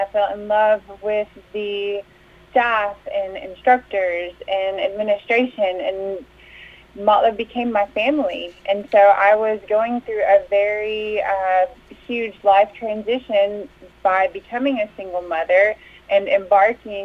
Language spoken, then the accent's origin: English; Tennessee, United States; also born or lived in California; We moved to Tennessee when I was 5 years old.